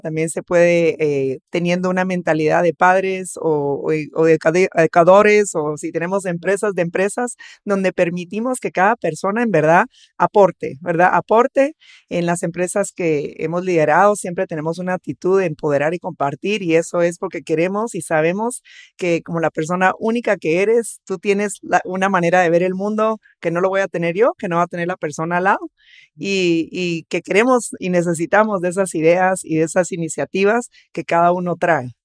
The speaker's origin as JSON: {"language": "Spanish", "country": "Guatemala", "said": "Somos un país diverso económicamente, socialmente"}